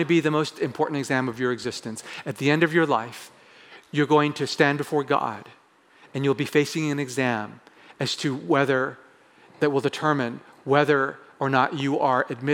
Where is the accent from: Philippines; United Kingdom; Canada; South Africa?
Canada; Growing up in Canada